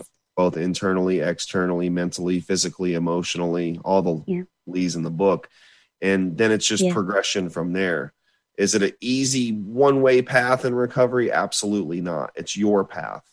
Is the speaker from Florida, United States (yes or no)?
yes; Florida, United States; I had never left my home state of Florida